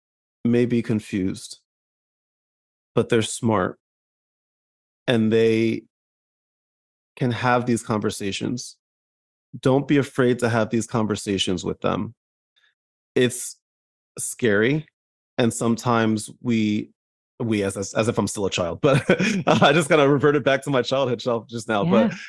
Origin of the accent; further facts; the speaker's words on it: New Jersey, United States; accent: New Jersey; my Jersey comes out. Like, because I grew up in Jersey, my New Jersey will come out if I'm not paying attention.